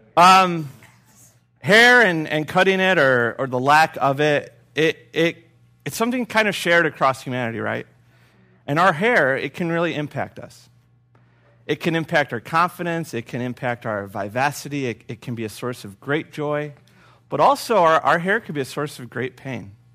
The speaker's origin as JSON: {"language": "English", "town": "Urbana", "region": "Illinois", "country": "United States", "said": "I'm from Urbana, by the way. U-Town forever"}